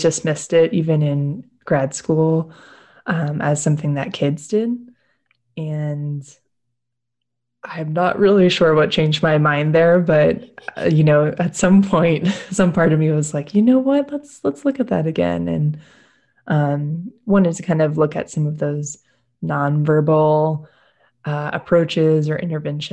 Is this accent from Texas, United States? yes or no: yes; Austin, Texas, United States; I'm actually from Austin. Some people call us unicorns for actually being born here and staying here.